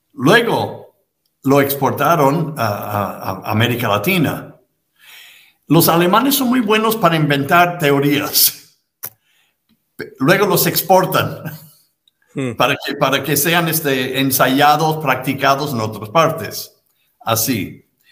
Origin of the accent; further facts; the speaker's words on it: United States; en Estados Unidos, donde yo nací y me trataron de educarme